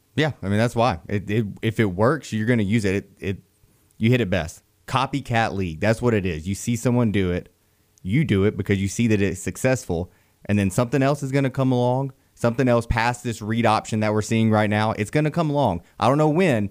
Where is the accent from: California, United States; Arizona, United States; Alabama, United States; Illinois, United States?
Alabama, United States; Beulah; growing up in Beulah up there close to Valley